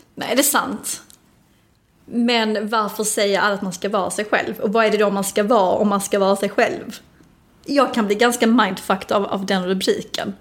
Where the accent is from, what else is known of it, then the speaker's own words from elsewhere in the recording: Helsingborg, Skåne, Sweden; jag kommer ju från ett, ett område i Helsingborg som är ganska tufft